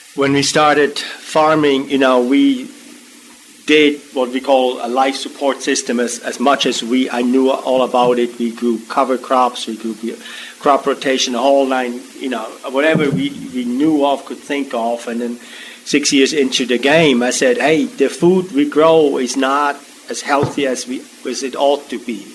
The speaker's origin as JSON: {"language": "English", "country": "Switzerland", "tie": "born or raised there", "moved": "yes", "lives_now": "Maryland, United States", "said": "I grew up in Switzerland"}